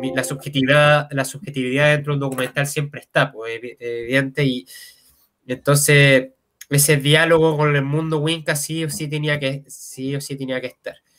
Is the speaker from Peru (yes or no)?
no; Santiago, Santiago Metropolitan Region, Chile; yo soy de Santiago